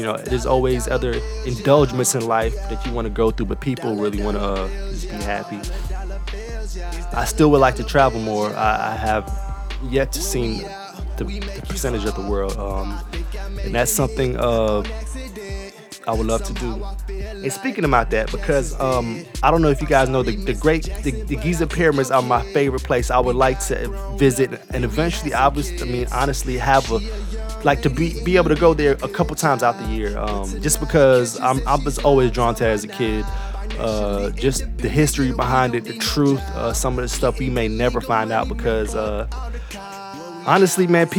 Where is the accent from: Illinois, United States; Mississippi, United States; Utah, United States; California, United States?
Mississippi, United States; born there; because I was born in Mississippi. Niggas really don't know. My folks are Trinidadian, but the military brought my dad to Mississippi.